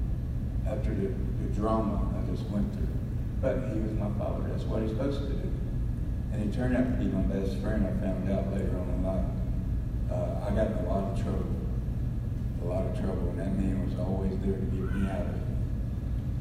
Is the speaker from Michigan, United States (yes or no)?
no; Tampa, Florida, United States; I was born and raised here in Tampa, Florida, 59 years ago, 1959